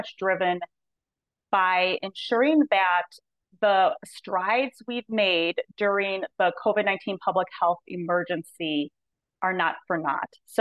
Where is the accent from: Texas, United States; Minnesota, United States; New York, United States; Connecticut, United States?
Minnesota, United States; moved away as an adult; I'm from Minnesota, so that's where I had done my education